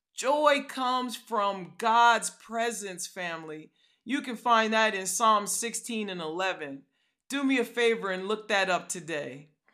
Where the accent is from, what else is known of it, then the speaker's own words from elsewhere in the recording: California, United States; now in Atlanta, United States; I'm from California